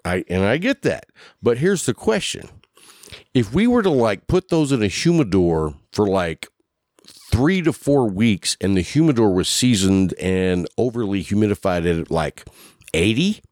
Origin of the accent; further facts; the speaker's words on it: Lubbock, Texas, United States; also born or lived in Sweetwater, Texas / Abilene, Texas; I grew up in Lubbock